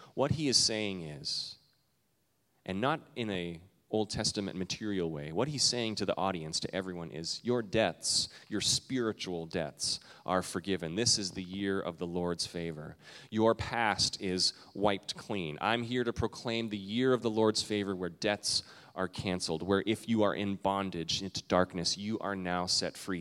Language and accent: English; Canada; now in United States; I'm Canadian